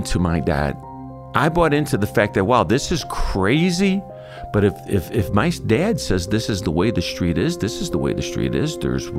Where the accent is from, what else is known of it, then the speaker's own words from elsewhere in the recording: Chicago, Illinois, United States; I'm half Irish, half Italian, born and raised in Chicago